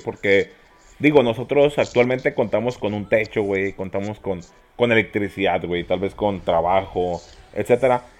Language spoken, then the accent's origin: Spanish; Mexico; aquí en México vivimos en ese sistema